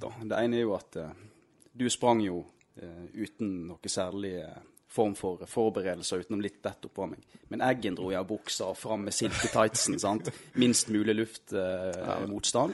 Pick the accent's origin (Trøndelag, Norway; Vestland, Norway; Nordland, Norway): Vestland, Norway; Steinhovden; also born or lived in Krokane, Florø; jeg er fra Steinhovden